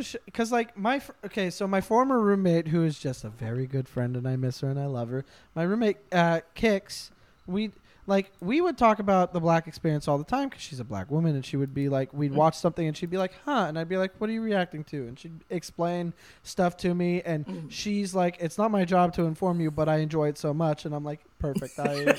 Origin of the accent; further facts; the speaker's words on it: North Carolina, United States; We're both from North Carolina.